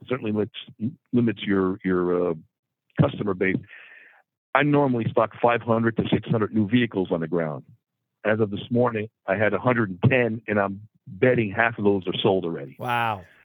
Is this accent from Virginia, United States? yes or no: no; Hawthorne, New Jersey, United States; also born or lived in Midland, Michigan; I'm actually from Hawthorne, New Jersey